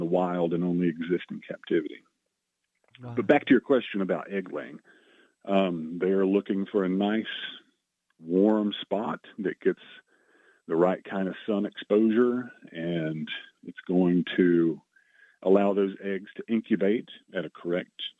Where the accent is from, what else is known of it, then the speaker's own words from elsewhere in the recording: Chattanooga, Tennessee, United States; I grew up in the Chattanooga area